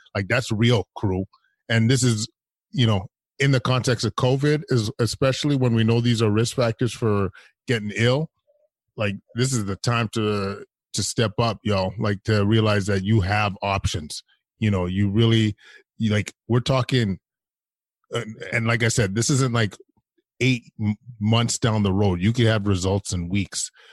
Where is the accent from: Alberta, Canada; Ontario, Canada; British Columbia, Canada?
Alberta, Canada; moved away; I'm from Alberta originally, so boys from back home